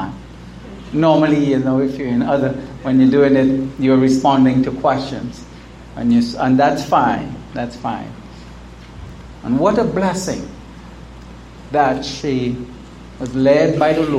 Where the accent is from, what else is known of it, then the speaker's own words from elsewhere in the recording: United States; my home country, the United States